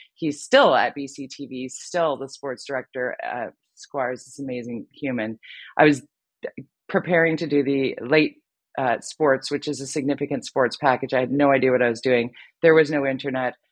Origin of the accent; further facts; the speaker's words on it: Vancouver, British Columbia, Canada; my hometown here in Vancouver